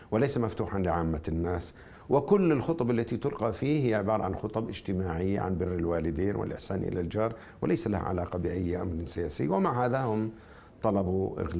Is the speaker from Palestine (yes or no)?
no; Jordan; لانني انا اردني تشاكس